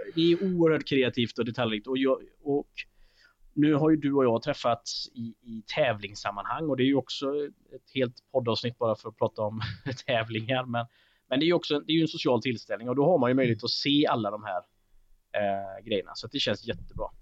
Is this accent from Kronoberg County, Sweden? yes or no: no; Alingsås, Västra Götaland, Sweden; min hemstad Alingsås Och, eh, jag är en ganska stolt Alingsåsare